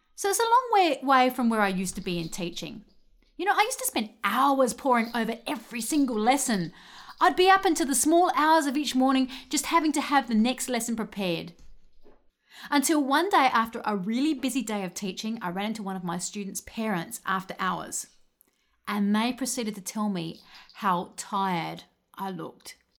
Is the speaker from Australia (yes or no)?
yes; Adelaide, South Australia, Australia; I come from Adelaide, Australia